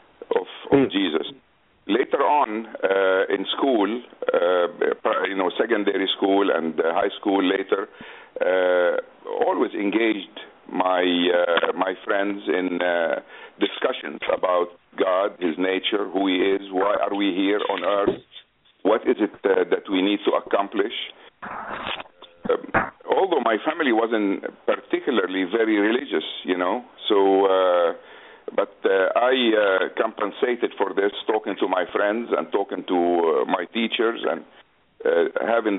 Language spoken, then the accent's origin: English; Beirut, Beirut Governorate, Lebanon; English is a second language; moved away as an adult; also born or lived in United States; now in Jeddah, Saudi Arabia; I was born in Beirut, Lebanon, in 1944. I moved to the United States in 1969